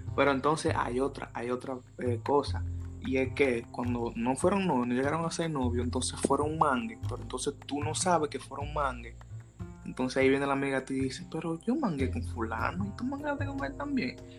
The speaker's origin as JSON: {"language": "Spanish", "town": "Cotuí", "region": "Sánchez Ramírez", "country": "Dominican Republic", "said": "nosotros somos de Cotuí, entonces nosotros hablamos mucho de Cotuí. Entonces aquí en Cotuí es un pueblo chiquito"}